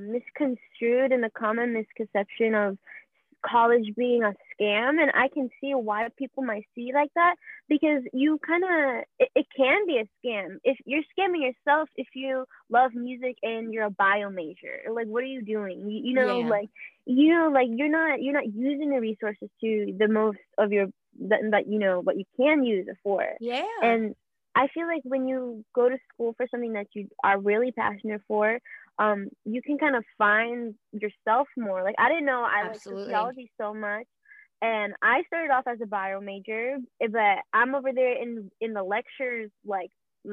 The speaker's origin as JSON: {"language": "English", "town": "Queens", "region": "New York", "country": "United States", "tie": "born there", "also_born_or_lived": "Ohio / Atlanta / Alabama", "moved": "yes", "lives_now": "Florida, United States", "said": "I was born in Queens, and then I moved to Ohio, moved around the East Coast a lot, so like Atlanta, Alabama. Now I stay in Florida"}